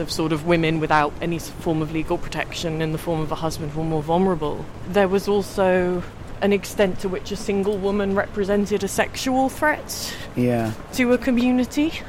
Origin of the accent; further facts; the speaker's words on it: London, United Kingdom; I grew up in London, but my mum's from Kent